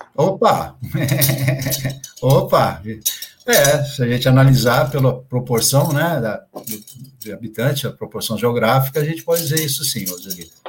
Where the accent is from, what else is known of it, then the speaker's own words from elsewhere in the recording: Santos, São Paulo, Brazil; also born or lived in Santo André; Eu nasci em Santos, no litoral é, de São Paulo, né? Nasci em Santos e morei sempre aqui